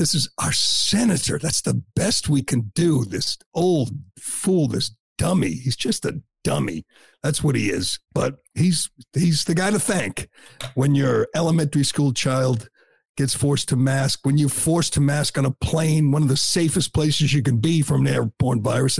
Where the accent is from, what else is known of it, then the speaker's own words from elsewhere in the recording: Boston, Massachusetts, United States; I'm from Boston. I'm from Massachusetts.